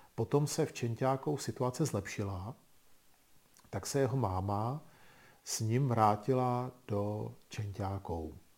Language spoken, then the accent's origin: Czech; Czechia; u nás v Čechách